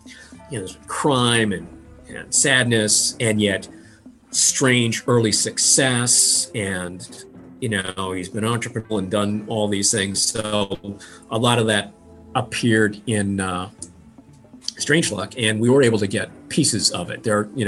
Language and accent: English; Midwest, United States; I'm from the middle of the country, the middle class. I mean, literally in the middle, my hometown literally sits on the 45th parallel.